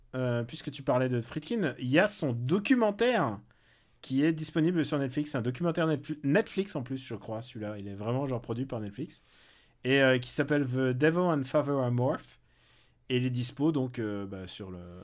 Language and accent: French; France; qui fait qu'on est français